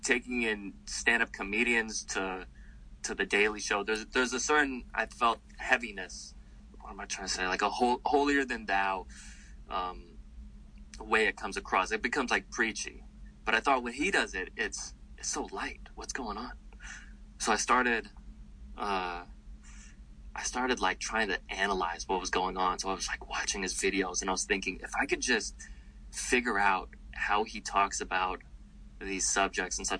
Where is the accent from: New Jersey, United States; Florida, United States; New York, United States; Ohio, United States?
New York, United States; I'm from New York